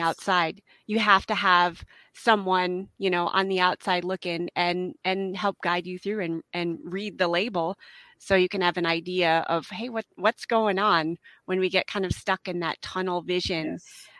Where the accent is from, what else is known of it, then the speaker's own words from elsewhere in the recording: Midwest, United States; also born or lived in Utah / Idaho / Colorado; now in Helena, United States; I'm originally from the Midwest